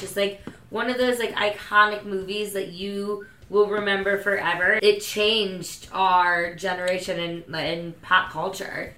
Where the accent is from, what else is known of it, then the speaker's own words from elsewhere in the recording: Midwest, United States; I'm from the Midwest